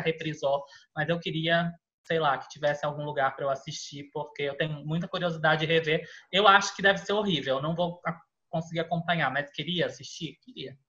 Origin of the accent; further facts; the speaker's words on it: Florianópolis, Santa Catarina, Brazil; now in São Paulo, Brazil; eu morava, eu sou de Florianópolis